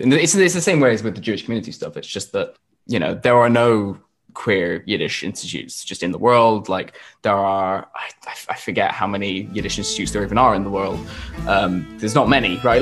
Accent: Yorkshire and the Humber, United Kingdom; we grew up in in Yorkshire

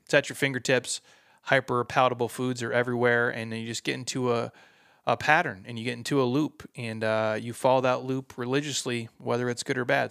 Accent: Midwest, United States; I'm from the Midwest

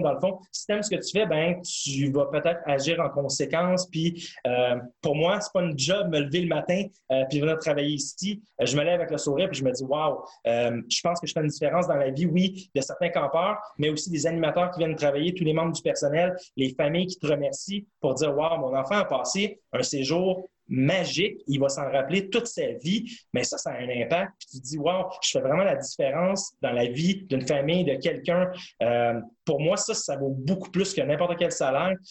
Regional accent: Montreal, Quebec, Canada; je voulais retourner chez moi à Montréal

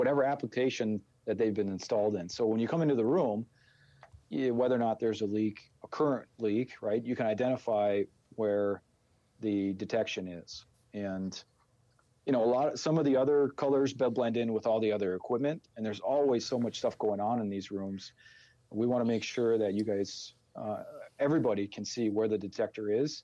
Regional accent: Minnesota, United States; accent: Minnesota; our ridiculous Minnesota accent

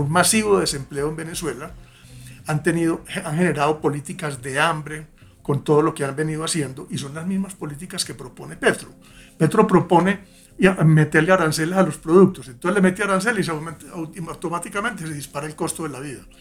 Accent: Antioquia, Colombia; Yo vengo pues de Antioquia, como se habrán dado cuenta por el acento

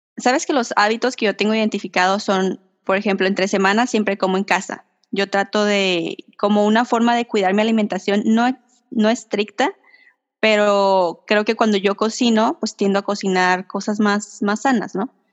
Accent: Mexico; soy la típica mexicana que vive al límite

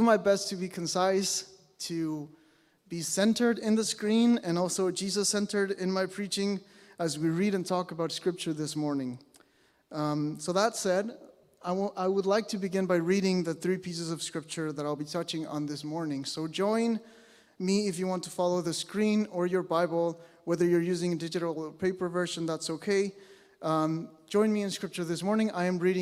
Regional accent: Mexico; moved away as an adult; now in British Columbia, Canada; I was born and raised in Mexico

